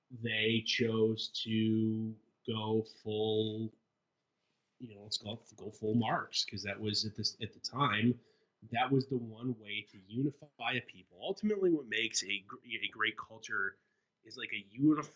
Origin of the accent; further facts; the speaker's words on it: United States; as an American